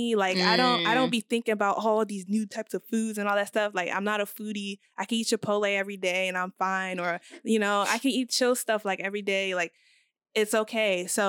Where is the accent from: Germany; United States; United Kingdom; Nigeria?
Nigeria; in terms of, like, how I view myself as a Nigerian woman, since I don't cook, I don't know much about Nigerian foods.